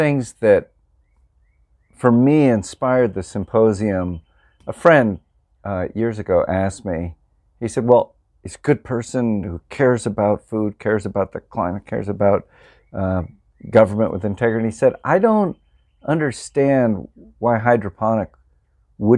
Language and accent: English; Pennsylvania, United States; moved away; also born or lived in Vermont; I grew up farming in Pennsylvania, but I became an organic farmer in Vermont.